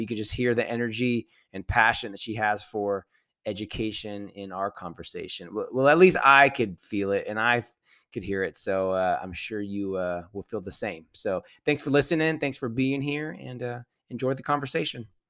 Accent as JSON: {"language": "English", "region": "California", "country": "United States", "said": "I'm from California"}